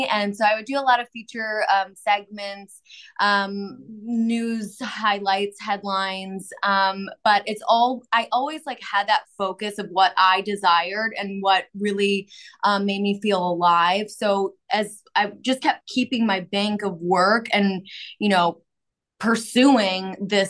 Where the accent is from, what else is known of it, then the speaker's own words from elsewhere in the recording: Chicago, Illinois, United States; now in Nashville, United States; I am from Chicagoland area, Chicago.